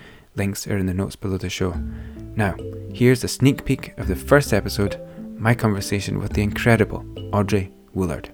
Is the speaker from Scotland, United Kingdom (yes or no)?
yes; Aberdeen, Scotland, United Kingdom; I'm a photographer from Aberdeen in Scotland